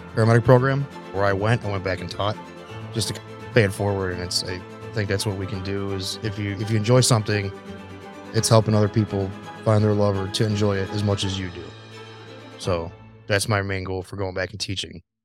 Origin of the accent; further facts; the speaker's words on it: Crystal Lake, Illinois, United States; I grew up in Crystal Lake, Illinois, about two hours outside of where Vince lives